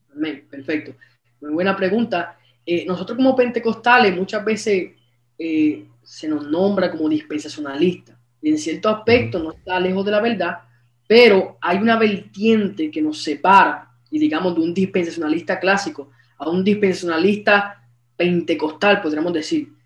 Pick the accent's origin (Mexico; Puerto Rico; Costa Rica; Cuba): Puerto Rico; Aguadilla; soy de Puerto Rico, del pueblo de Aguadilla